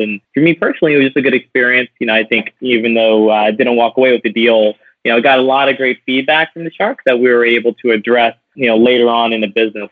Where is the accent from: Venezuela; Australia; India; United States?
United States; New Orleans, Louisiana; moved away; loved growing up in New Orleans